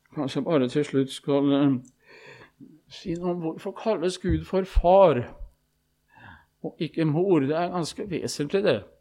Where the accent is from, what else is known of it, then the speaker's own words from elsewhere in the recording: Østfold, Norway; hjemme i Østfold